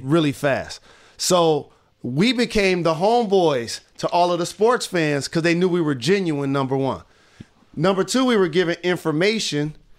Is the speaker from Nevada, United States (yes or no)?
no; Detroit, Michigan, United States; my hometown